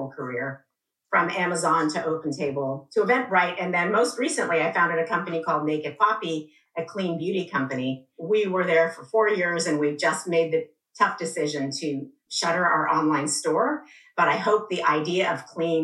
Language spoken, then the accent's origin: English; Iran; moved away; also born or lived in England; I was born in England, but I grew up in Iran. My parents are both Iranian